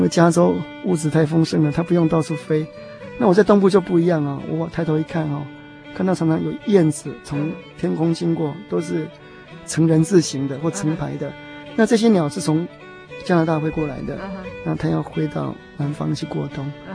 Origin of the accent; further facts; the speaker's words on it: Taiwan; moved away as an adult; also born or lived in Taipei, Taiwan / New Jersey, United States / New York, United States; now in United States; 因为我是从移民县过来的，所以我心里有一个想法，就是要，我， 要回到故乡去看一看